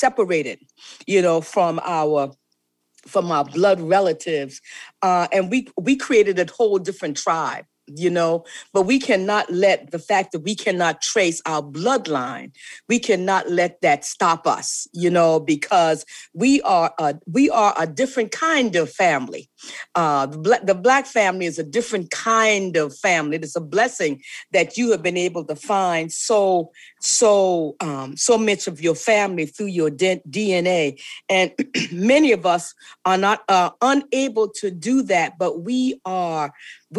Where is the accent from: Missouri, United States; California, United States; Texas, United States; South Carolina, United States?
South Carolina, United States; South Carolina Lowcountry, United States; I'm from the low country